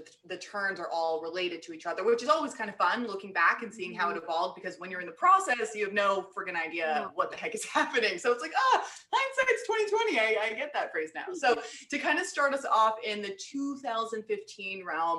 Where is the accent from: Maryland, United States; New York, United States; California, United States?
New York, United States; New York City; moved away as an adult; also born or lived in Los Angeles / Boston; now in Austin, United States; I grew up in New York City, grew up in Manhattan